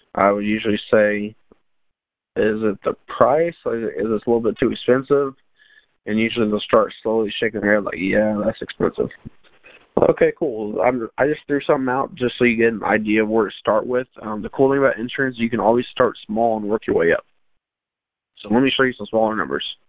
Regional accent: Lago Vista, Texas, United States; I was born and raised in Lago Vista, Texas

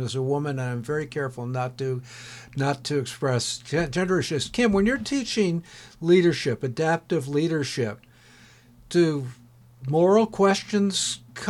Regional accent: Gloucester, Massachusetts, United States; my hometown of Gloucester, Massachusetts

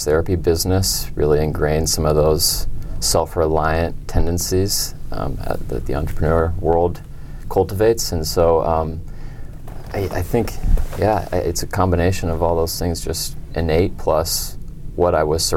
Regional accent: Denver, Colorado, United States; I'm from Denver, Colorado

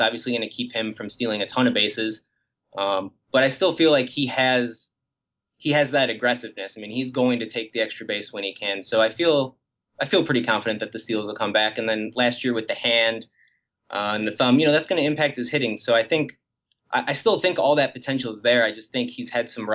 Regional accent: Chicago, Illinois, United States; I'm from Chicago

